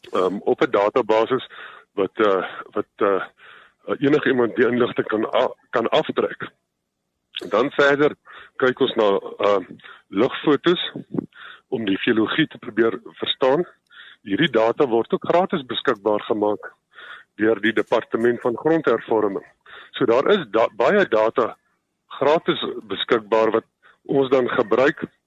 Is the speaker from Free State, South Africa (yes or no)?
no; Swartland, Western Cape, South Africa; die Swartland in die in die Weskaap omgewing waar ek vandaan kom